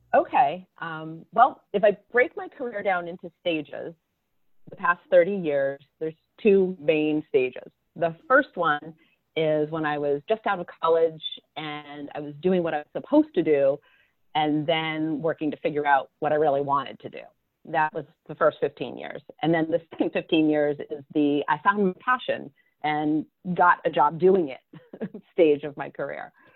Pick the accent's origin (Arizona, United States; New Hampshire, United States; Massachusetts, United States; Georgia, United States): New Hampshire, United States; southern; I grew up in southern New Hampshire in a little farm town